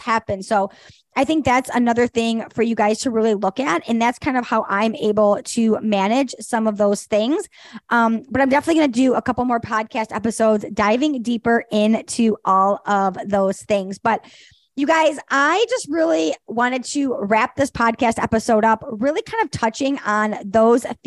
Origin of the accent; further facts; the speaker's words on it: Detroit, Michigan, United States; my hometown of Detroit